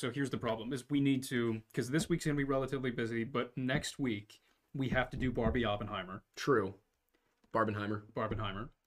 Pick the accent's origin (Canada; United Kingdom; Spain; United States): Canada; Uh, as a Canadian, I can say that the RCMP's ability to investigate missing persons cases are better than the authoritarian regimes and no one else.